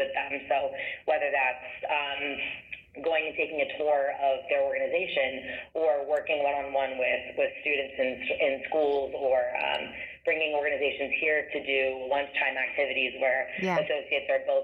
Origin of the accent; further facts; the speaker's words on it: Columbus, Ohio, United States; also born or lived in Oxford, Ohio; I grew up in Columbus and, you know, always loved Columbus. I was very passionate about this city, which I'm back in now.